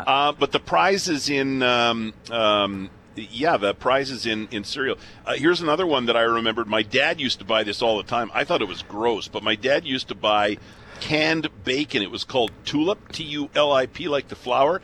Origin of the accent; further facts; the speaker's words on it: southern Alberta, Canada; moved away; I've been here for over 30 years, but I grew up in southern Alberta.